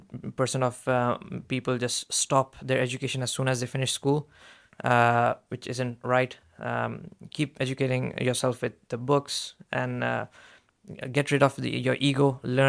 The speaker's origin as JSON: {"language": "English", "country": "Saudi Arabia", "tie": "born or raised there", "said": "I was raised in Saudi Arabia. It's immigrants weren't as respected. I've seen my uncles and my dad struggle there."}